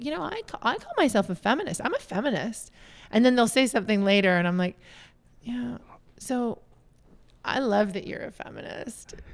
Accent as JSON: {"language": "English", "country": "Canada", "lives_now": "Los Angeles, United States", "said": "So here we are back in Canada, but I'm a Canadian originally. All of us are."}